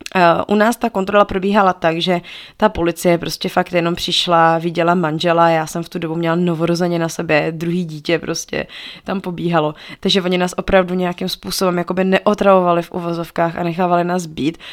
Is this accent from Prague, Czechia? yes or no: no; Pardubice, Pardubice Region, Czechia; also born or lived in Togo; my jsme z Pardubic